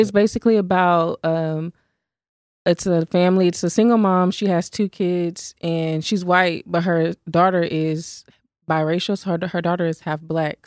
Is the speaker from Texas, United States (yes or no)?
yes; Fort Worth, Texas, United States; I'm from Fort Worth